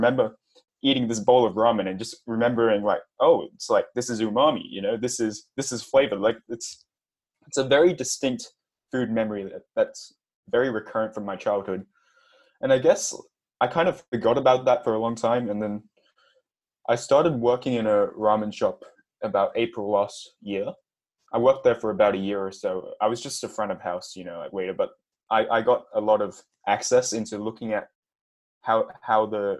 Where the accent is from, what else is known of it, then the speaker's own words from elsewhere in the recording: Perth, Western Australia, Australia; also born or lived in Hong Kong; All right. So … I live in Perth, Australia. I've been here since I was about 4 years old. I'm originally from Hong Kong. My family's from Hong Kong